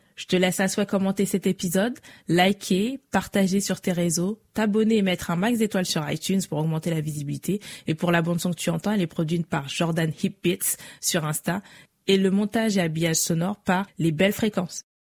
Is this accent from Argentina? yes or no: no; France; j'ai grandi en France toute ma vie